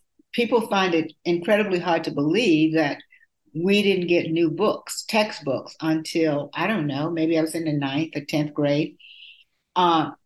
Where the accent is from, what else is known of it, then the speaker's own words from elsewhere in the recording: Black Belt of Alabama, United States; my childhood growing up in the Black Belt of Alabama